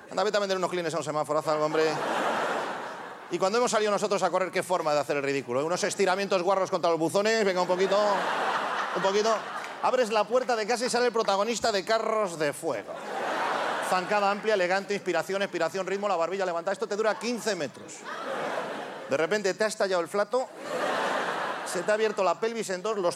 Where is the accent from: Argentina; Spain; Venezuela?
Spain; Ponferrada, Castile and León; Le dije, yo soy de Ponferrada.